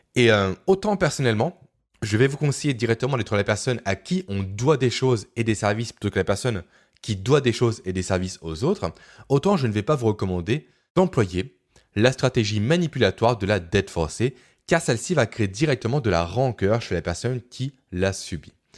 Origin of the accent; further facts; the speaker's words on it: Beaune, Bourgogne-Franche-Comté, France; ma ville natale de Beaune